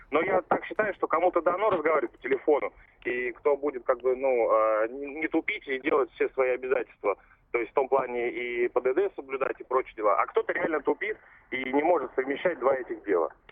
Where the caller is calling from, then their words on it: Vladimir, Vladimir Oblast, Russia; с Владимира. Э, город Владимир.